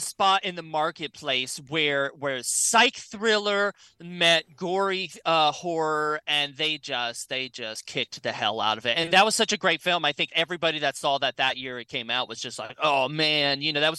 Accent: Gainesville, Florida, United States; I grew up in Florida.

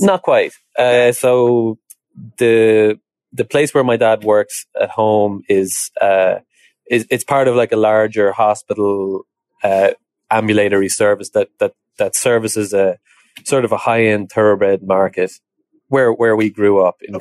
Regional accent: Ireland; moved away as an adult; also born or lived in Dublin, Ireland; now in United States; So I come from Ireland originally. Um, I grew up in a horse, horsey background, like a lot of people in Ireland do.

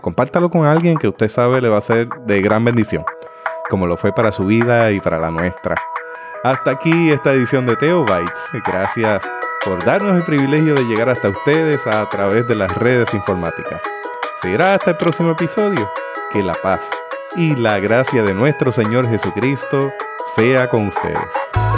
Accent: Puerto Rico; como puertorriqueños

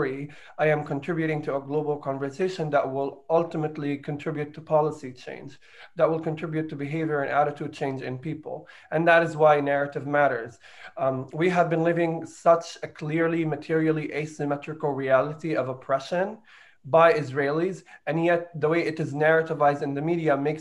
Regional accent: Jerusalem, Palestine; I was born in Jerusalem

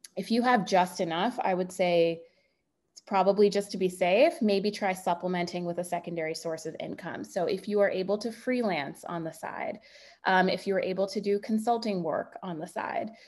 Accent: Bay Area, California, United States; I'm from the Bay Area

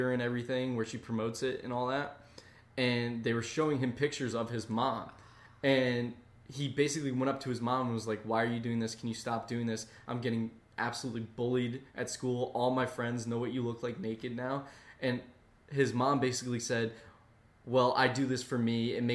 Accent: East Coast, United States; Growing up on the East Coast, it was pretty boring

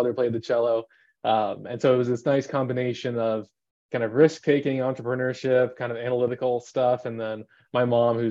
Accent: Phoenix, Arizona, United States; I grew up here in Phoenix, Arizona, for most of my life

